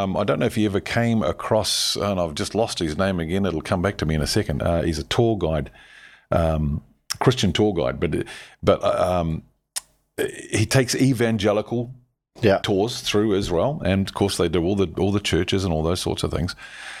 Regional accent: New Zealand; as a Kiwi

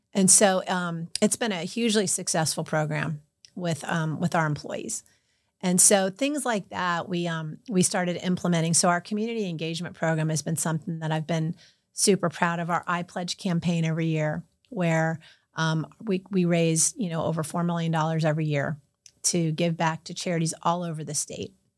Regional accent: Lighthouse Point, Florida, United States; also born or lived in York, Pennsylvania / Miami, Florida; my hometown of Lighthouse Point hired me

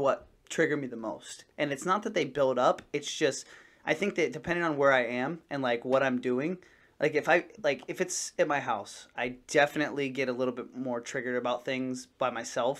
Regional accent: New England, United States; I'm from New England

